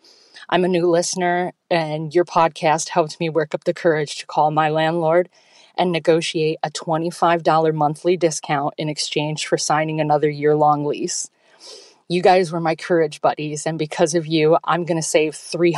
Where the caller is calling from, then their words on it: Toledo, Ohio, United States; I'm from Toledo, Ohio, and I'm so excited to share this with you.